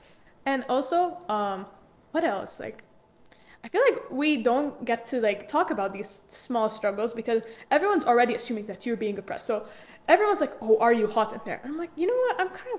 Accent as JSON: {"language": "English", "country": "Jordan", "said": "I came from Jordan, and also I know a lot about the Arab culture."}